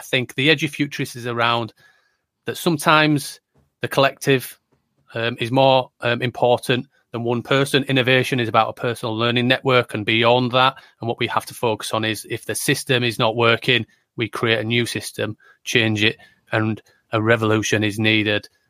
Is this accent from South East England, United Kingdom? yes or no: no; Yorkshire and the Humber, United Kingdom; I am from Yorkshire in the north of England, on the right side of the country